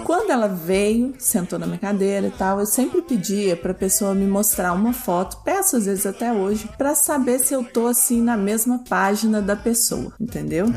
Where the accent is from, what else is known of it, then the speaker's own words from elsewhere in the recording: Brazil; now in United States; eu sou brasileira